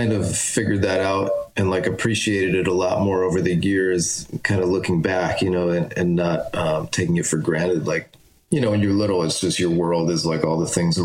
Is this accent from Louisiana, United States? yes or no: no; Agawam, Massachusetts, United States; I grew up in Agawam, Massachusetts, in Western Mass.